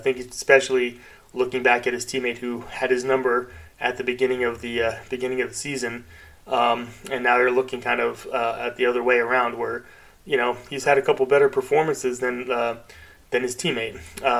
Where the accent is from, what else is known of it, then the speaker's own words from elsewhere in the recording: United States; As an American